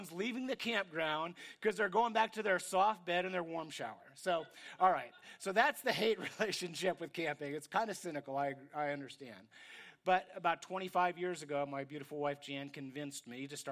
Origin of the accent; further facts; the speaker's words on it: New York, United States; I grew up in New York, and we're kind of cynical there.